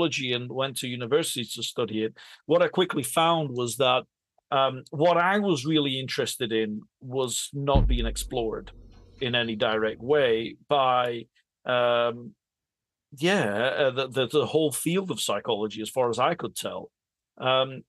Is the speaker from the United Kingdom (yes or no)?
yes; England, United Kingdom; I was born and raised in England and my grandmother was in Italy